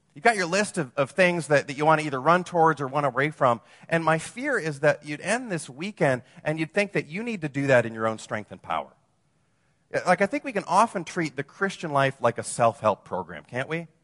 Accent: Wisconsin, United States; moved away as an adult; also born or lived in Madison / Los Angeles; now in Orange County, United States; I'm from Wisconsin, you know, I, so I moved from the land of, you know, cheese and beer to the land of fruits and nuts

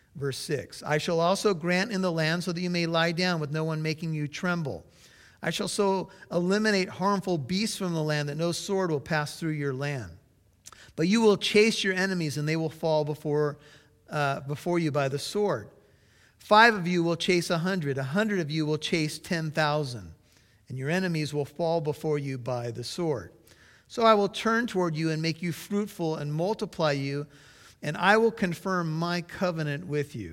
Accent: United States; as an American

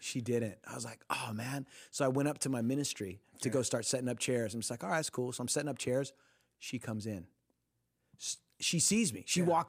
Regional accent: Costa Mesa, California, United States; Yeah, I'm from Costa Mesa area. That's where I grew up

